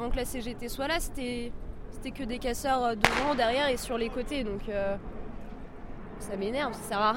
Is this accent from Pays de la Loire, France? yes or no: yes; Nantes, Pays de la Loire, France; born there; Ouais, on est nantaise, nous, de naissance.